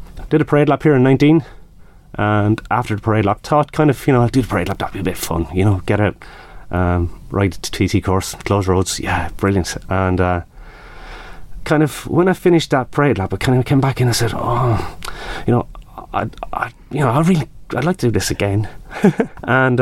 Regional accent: Carlow, Leinster, Ireland; I'm from Carlow in the southeast of Ireland

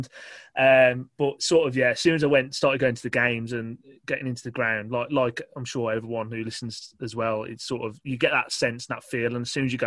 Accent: Wolverhampton, West Midlands, United Kingdom; I was born in New Cross Hospital, which is like 2 minutes away from the ground, and sort of always grown up and being, you know, well, grown up in Wolverhampton

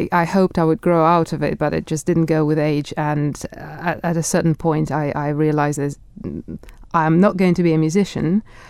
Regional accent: Russia; accent: Russian; English is a second language; without a strong Russian accent. I know it's there, but people don't always guess I'm from Russia. They think I'm Swedish or Scandinavian, mm-hmm. but they don't necessarily think I'm Russian when they speak to me.

